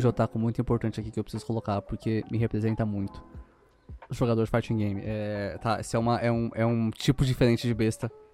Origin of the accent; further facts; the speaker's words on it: São Paulo, Brazil; eu sou daqui de São Paulo mais ou menos